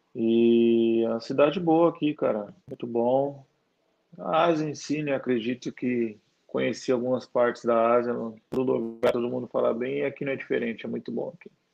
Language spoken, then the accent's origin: Portuguese; São Paulo, Brazil; moved away as an adult; also born or lived in Santa Catarina; now in Kuala Lumpur, Malaysia; eu nasci em São Paulo